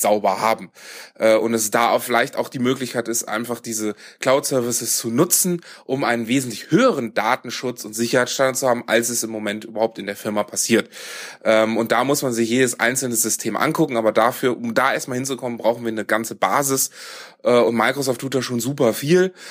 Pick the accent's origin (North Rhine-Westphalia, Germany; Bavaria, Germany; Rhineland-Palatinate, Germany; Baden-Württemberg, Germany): North Rhine-Westphalia, Germany; Düsseldorf; ich komme ursprünglich aus Düsseldorf